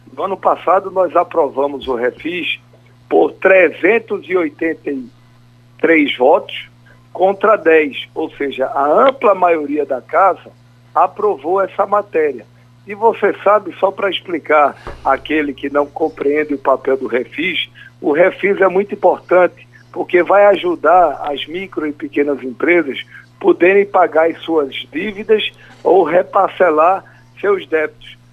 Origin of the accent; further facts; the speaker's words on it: Pernambuco, Brazil; como pernambucano